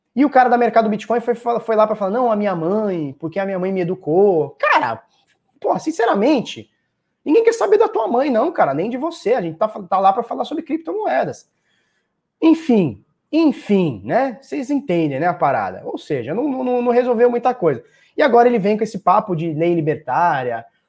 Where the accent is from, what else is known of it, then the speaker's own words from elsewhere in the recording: Brazil; eu sou do Brasil